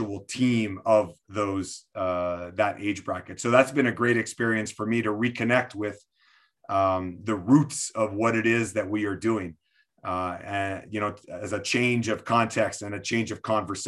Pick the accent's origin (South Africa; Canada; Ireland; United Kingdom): Canada; Quebec City, Quebec; I'm born and raised in Quebec City, which is the French part of Canada